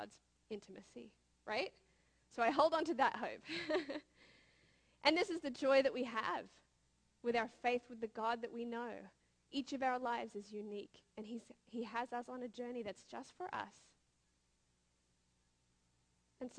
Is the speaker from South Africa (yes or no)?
no; Australia; now in United States; I'm from Australia, but now I live in America